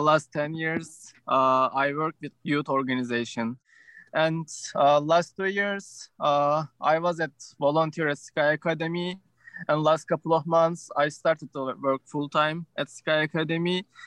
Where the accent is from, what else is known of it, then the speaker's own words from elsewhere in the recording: Turkey; moved away as an adult; now in United States; I was born in Turkey, uh, and when I was 18, I came to the United States.